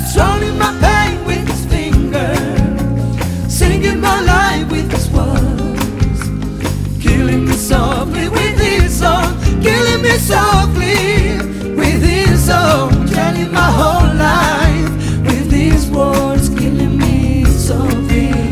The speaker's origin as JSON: {"language": "Spanish", "town": "Huelva", "region": "Andalusia", "country": "Spain", "said": "ahora si Dios quiere me voy unos días para, mi tierra y a ver a mi gente."}